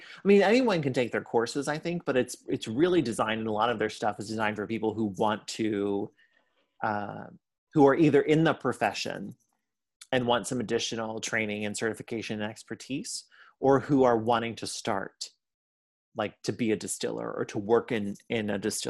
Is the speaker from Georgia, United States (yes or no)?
no; Pittsburgh, Pennsylvania, United States; born there; although I do say that I'm from Ohio, because I claim Ohio as part of my historic roots, I was born in Pittsburgh.